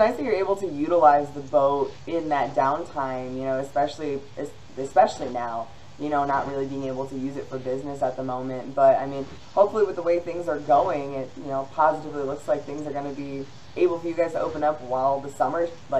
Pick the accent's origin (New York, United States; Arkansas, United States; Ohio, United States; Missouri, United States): New York, United States; Buffalo; I'm from Buffalo